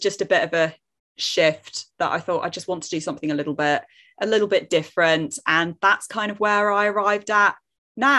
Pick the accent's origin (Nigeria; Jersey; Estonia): Jersey; I live in Jersey, which is a tiny little island between England and France, which nobody believes me that it's here because it's only 45 square mile and tiny. But I promise you, if you zoom in enough on Google Maps, we are there. So that's where I'm from